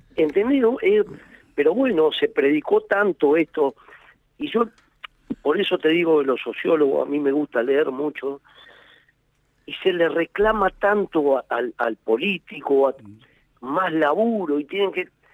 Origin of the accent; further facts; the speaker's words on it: Argentina; somos nosotros los argentinos